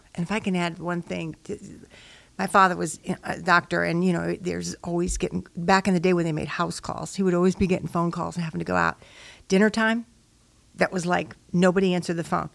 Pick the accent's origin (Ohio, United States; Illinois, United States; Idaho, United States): Illinois, United States; Chicago; I was raised in Chicago, Illinois